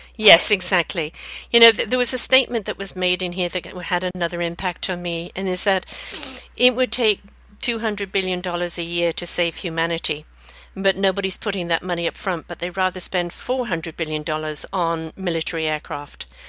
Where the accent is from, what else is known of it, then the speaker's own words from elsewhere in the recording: BC, British Columbia, Canada; here in, in BC, Canada, my hometown